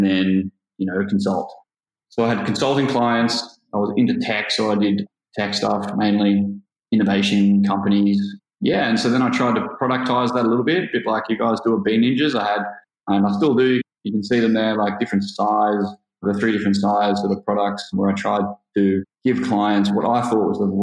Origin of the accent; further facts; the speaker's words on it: Gold Coast, Queensland, Australia; also born or lived in London; I'm from the Gold Coast, and I worked in accounting here on the Gold Coast